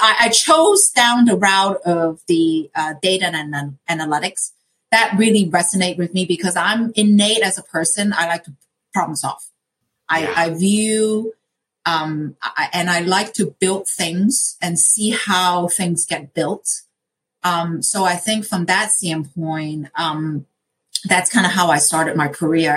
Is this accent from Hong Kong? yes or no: yes; Hong Kong; moved away; I grew up in Hong Kong